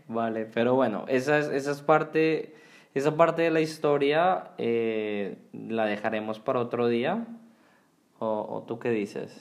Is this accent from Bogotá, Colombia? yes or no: yes; Bogotá, Colombia; moved away as an adult; also born or lived in Houston, Texas / North Carolina; Yo nací en Houston, en Texas, de padres colombianos y cuando tenía seis meses, ellos junto con mis tres hermanos regresaron a Bogotá, en Colombia, donde viví por 17 años.